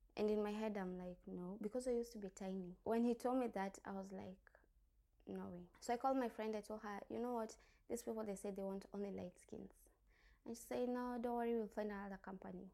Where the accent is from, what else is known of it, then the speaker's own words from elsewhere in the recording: Thika, Kiambu County, Kenya; moved away as an adult; now in Dubai, United Arab Emirates; I'm from Kenya, Nairobi, Thika